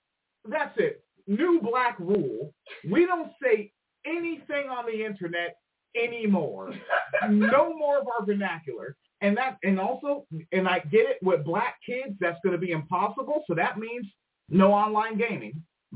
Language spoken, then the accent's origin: English; United Kingdom; Because I'm a British, and that's how we talk. Yeah, we say pissed.